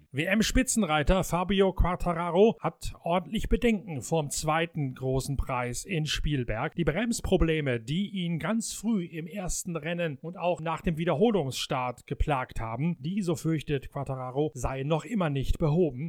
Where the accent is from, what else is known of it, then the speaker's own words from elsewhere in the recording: Germany; als Deutscher